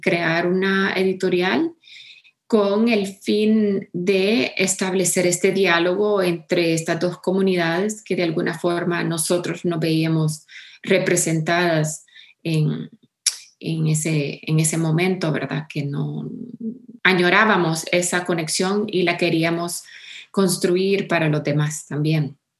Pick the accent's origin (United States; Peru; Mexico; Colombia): United States; Miami, Florida; born or raised there; moved away as an adult; now in El Salvador